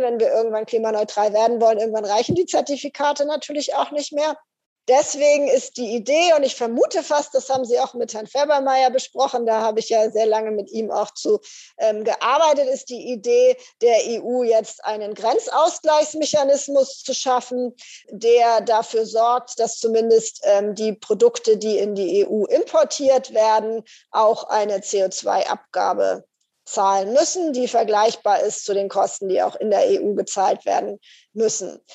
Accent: Northern Germany, Germany; mich hier als Norddeutsche

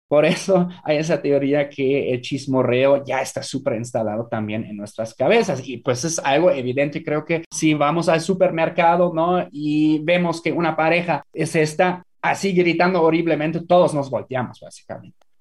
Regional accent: Germany; now in Mexico; En Alemania, por ejemplo, en mi país de origen

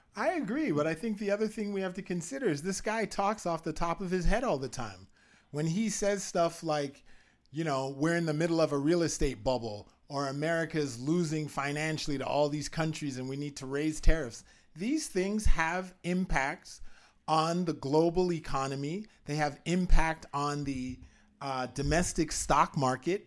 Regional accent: Canada; I'm a Canadian

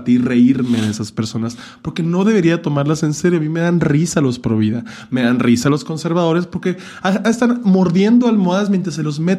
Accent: Hermosillo, Sonora, Mexico; moved away; yo me salí de Hermosillo para no hacer eso ya.

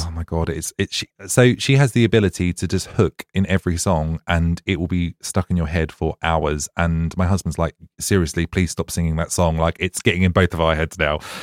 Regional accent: Ipswich, East of England, United Kingdom; now in Brighton, United Kingdom; I'm from Suffolk originally

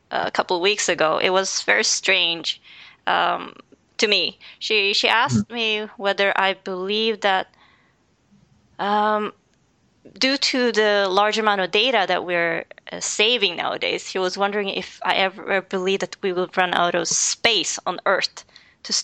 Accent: Sweden; I was born here in Sweden

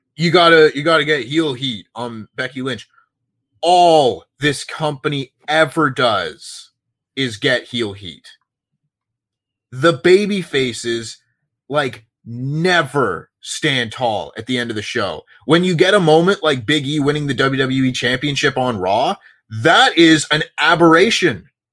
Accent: Toronto, Ontario, Canada; born or raised there

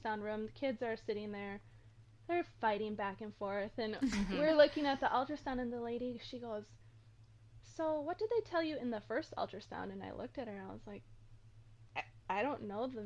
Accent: Minnesota, United States; moved away as an adult; I am from Minnesota.

